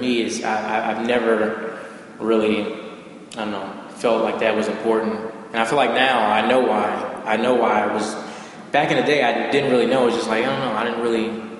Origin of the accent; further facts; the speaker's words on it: Oxon Hill, Maryland, United States; also born or lived in Washington, D.C. / Charles County, Maryland; I was born in Washington, D.C., Southeast Washington, D.C., and I was raised in Prince George's County, so Oxon Hill, Maryland, Fort Washington area.